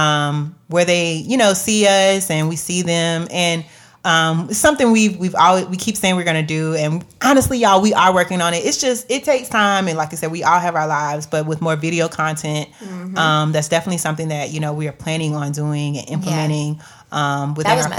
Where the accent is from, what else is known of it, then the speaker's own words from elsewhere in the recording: Jacksonville, Florida, United States; I am from Duval County